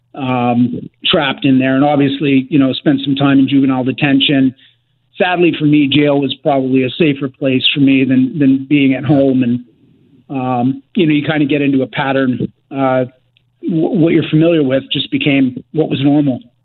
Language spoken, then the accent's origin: English; Richmond, British Columbia, Canada; I grew up in in Richmond, uh, BC